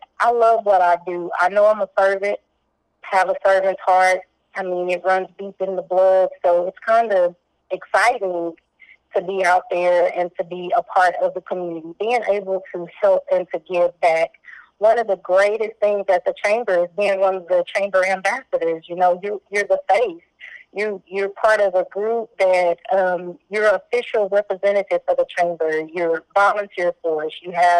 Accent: California, United States; also born or lived in Waco, Texas; I was born in Waco, Texas, but I grew up in the California area.

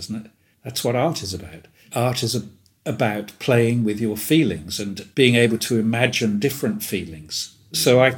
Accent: Woodbridge, East of England, United Kingdom; where I grew up in Suffolk, we had a lot of American air bases around us, three within 5 miles of my town.

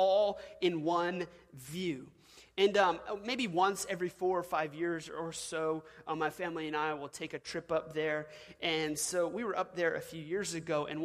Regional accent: Washington, United States; now in Louisiana, United States; I was originally born in Washington State.

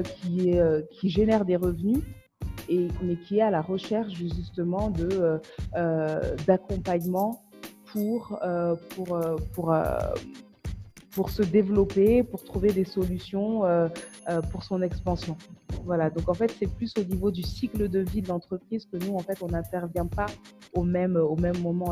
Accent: France; moved away as an adult; also born or lived in Kayes, Mali; now in Mali; on est français d'origine malienne, on est franco-malien

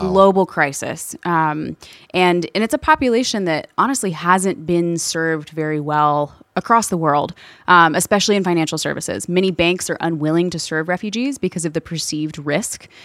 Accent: Louisville, Kentucky, United States; I'm originally from Louisville, Kentucky. All of my family is there, grew up there

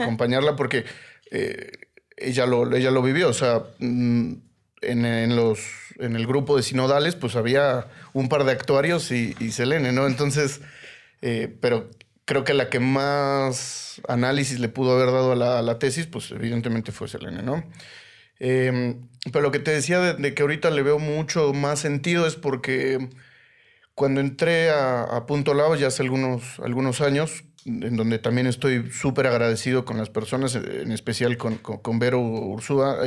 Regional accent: Mexico City, Mexico; soy Chilango

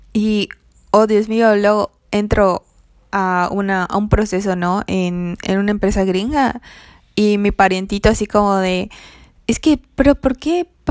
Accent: Mexico; yo era como la mexicana morena, de tez morena

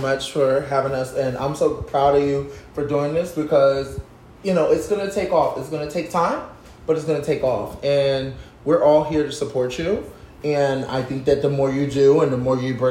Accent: Philadelphia, Pennsylvania, United States; people don't really understand what it was like growing up in Philadelphia, having that type of father figure

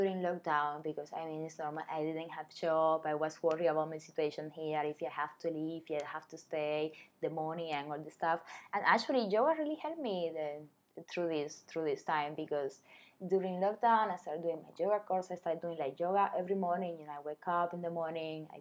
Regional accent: Cuba; moved away as an adult; also born or lived in China; now in Vietnam; I'm from Cuba

